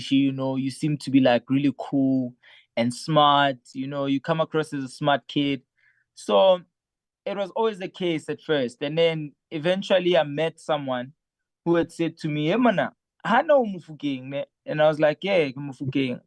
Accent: KwaMhlanga, Mpumalanga, South Africa; first language Sotho; English is a second language; I was born in KwaNdebele Hamhlanga, but obviously growing up in Ntlung ne re bua Sotho, ha ke tswela ka ntle ke bua Setebele

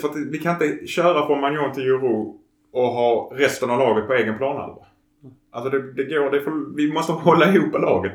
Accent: Sweden; vi är svenskar

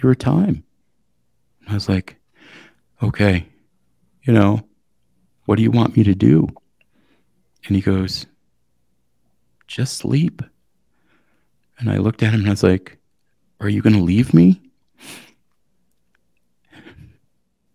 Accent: Eastern Montana, United States; I come from Eastern Montana. We're hospitable people.

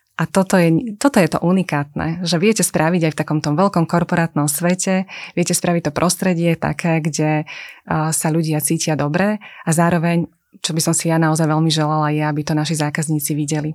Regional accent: Slovakia; My sme Slováci s veľkým otvoreným srdcom

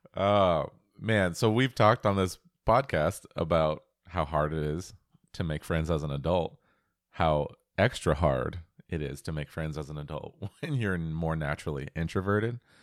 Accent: Pacific Northwest, United States; I was born and raised in the Pacific Northwest

